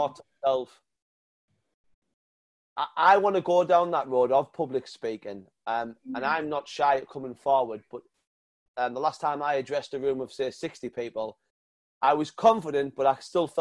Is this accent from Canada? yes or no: no; North East England, United Kingdom; accent: northern; he heard my northern accent